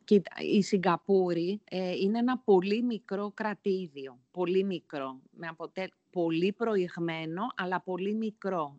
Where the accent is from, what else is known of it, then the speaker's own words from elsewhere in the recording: Nea Smyrni, Attica, Greece; moved away as an adult; also born or lived in Singapore; μεγάλωσα στη Νέα Σμύρνη